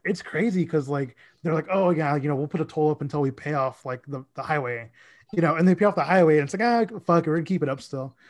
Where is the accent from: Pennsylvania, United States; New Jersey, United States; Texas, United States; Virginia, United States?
Texas, United States; Dallas; also born or lived in Mesquite, Texas; I am from Dallas